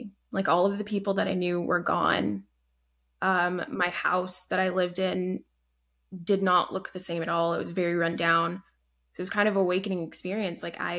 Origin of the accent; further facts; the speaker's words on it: Alabama, United States; born there; also born or lived in Canada; So I was born in Alabama, lived there for a few years.